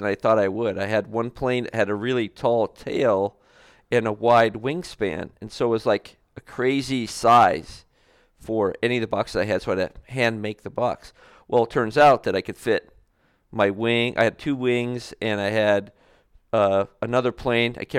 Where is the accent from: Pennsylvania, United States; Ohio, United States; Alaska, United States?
Alaska, United States; moved away as an adult; now in Texas, United States; I spent a majority of my life there